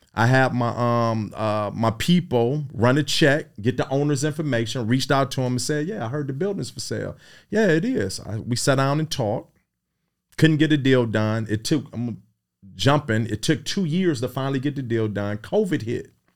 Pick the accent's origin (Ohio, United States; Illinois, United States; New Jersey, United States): Ohio, United States; Cleveland; I was raised in Midtown, sixty-eighth and Carnegie